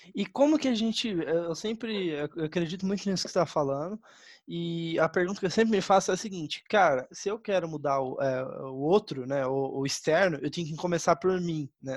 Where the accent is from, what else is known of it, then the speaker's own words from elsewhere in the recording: Campo Grande, Mato Grosso do Sul, Brazil; also born or lived in Taiwan; eu sou de Campo Grande, Mato Grosso do Sul